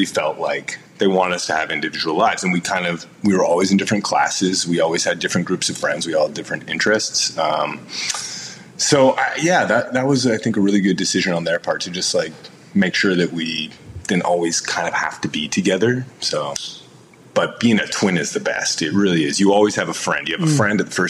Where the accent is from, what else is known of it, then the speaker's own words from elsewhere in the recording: London, Ontario, Canada; now in United States; I grew up in London, Ontario, which is like a great kind of college town in Ontario.